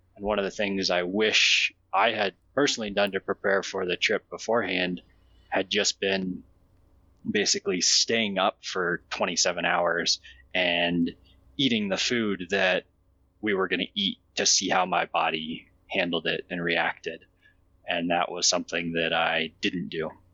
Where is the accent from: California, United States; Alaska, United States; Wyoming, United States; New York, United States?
Wyoming, United States; Jackson; I grew up in Jackson canoeing and camping with my family